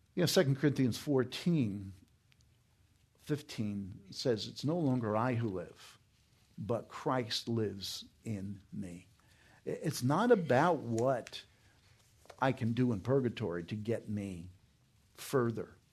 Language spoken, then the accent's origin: English; New York, United States; moved away; When I was growing up in New York, we had a Cardinal, Cardinal John O'Connor.